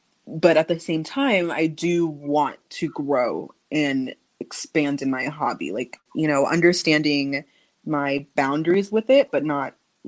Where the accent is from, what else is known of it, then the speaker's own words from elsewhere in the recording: Phoenix, Arizona, United States; also born or lived in Santa Monica; I was born in Santa Monica, California. {S0} Okay. {S1} Then I moved to Phoenix when I was younger.